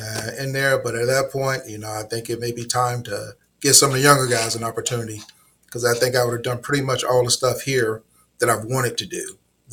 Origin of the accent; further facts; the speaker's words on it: Elizabeth City, North Carolina, United States; moved away as an adult; also born or lived in Raleigh, North Carolina; now in Hampton, United States; No, I'm originally from North Carolina, a small town, Elizabeth City.